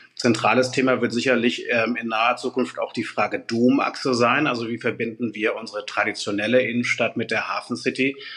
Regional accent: Hamburg, Germany; meinen Heimatstadt Altstadt Finkenwerder

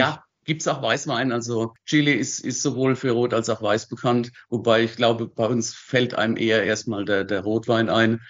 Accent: Wachenheim, Rhineland-Palatinate, Germany; also born or lived in Zurich area, Switzerland; Ich bin in Wachenheim groß geworden

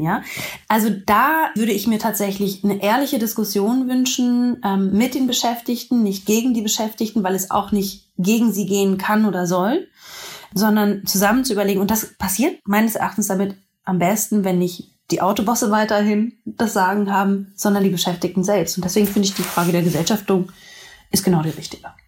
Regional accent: Berlin, Germany; Ich bin ja auch Berlinerin.

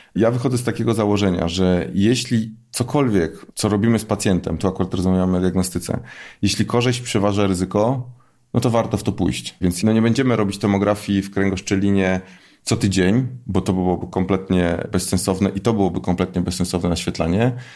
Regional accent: Poznań, Greater Poland, Poland; jestem z Poznania

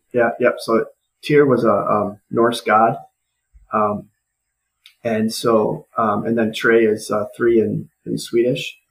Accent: Rockford, Illinois, United States; now in Eau Claire, United States; Rockford, Illinois, which was my which is my hometown

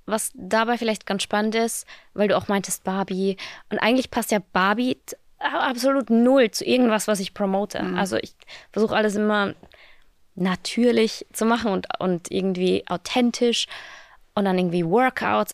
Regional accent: Austria; moved away as an adult; now in Berlin, Germany; ich bin ja aus Österreich, also ich bin, Österreich ist noch immer mein, meine mhm. Heimat

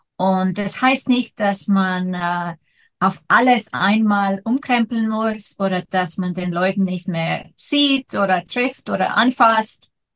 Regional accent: Iceland; ich komme aus Island

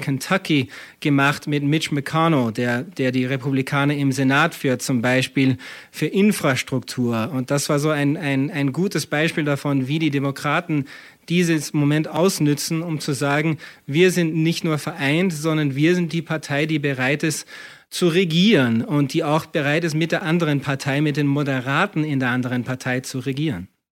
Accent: Austria; now in United States; als, als äh, Österreicher und Amerikaner, der oft lang in Europa auch gelebt hat

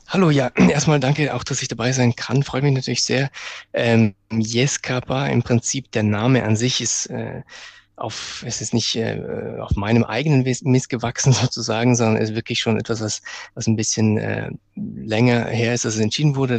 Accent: Bregenz, Vorarlberg, Austria; Ich komme aus Bregenz, eine Stadt, wo wirklich, die wirklich direkt am, am Berg Ach, auch liegt

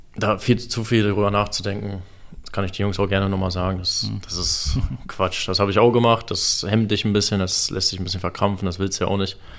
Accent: Berlin, Germany; moved away as an adult; also born or lived in Moscow, Russia; now in Freiburg, Germany; Ich bin auf jeden Fall ein Großstadttyp, keine Frage, ich bin Berliner.

